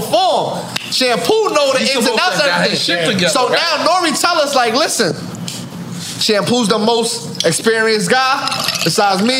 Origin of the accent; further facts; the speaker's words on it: New York City, New York, United States; I'm from New York